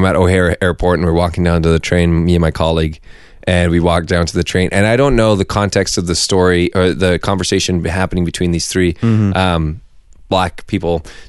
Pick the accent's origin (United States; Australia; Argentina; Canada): Canada; Vancouver, British Columbia; So we're from Vancouver. For those of you guys who don't know, Vancouver, beautiful British Columbia.